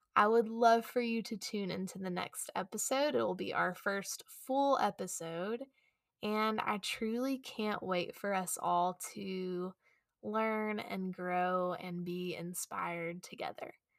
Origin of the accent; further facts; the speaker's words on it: Chattanooga, Tennessee, United States; I returned back to my hometown here in Chattanooga